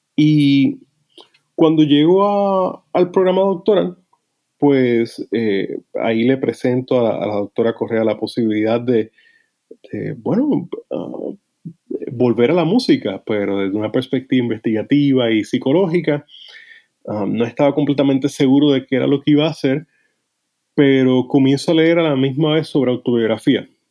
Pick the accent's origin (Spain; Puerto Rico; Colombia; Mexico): Puerto Rico; also born or lived in United States; yo crecí en, Puerto Rico.